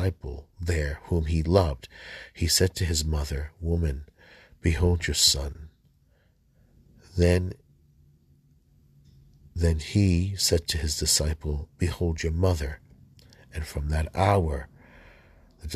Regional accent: United States; I was born in the United States

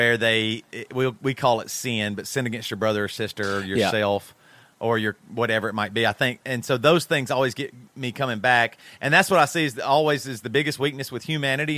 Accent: United States; I grew up in America

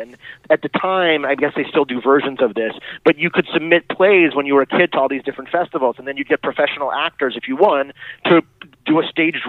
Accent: Los Angeles, California, United States; I grew up in Los Angeles

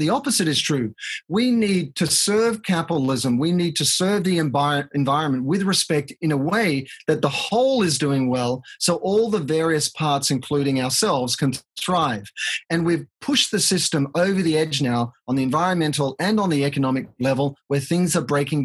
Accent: Australia; moved away as an adult; now in United States; as an Australian, and I've been in the States here for 22 years and I'm a US citizen

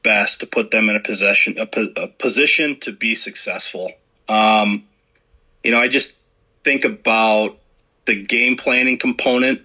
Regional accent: Chicago suburbs, Illinois, United States; now in Iowa, United States; growing up in the Chicago suburbs

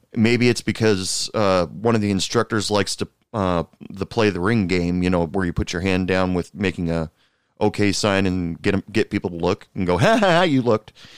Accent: United States; my home country, United States.

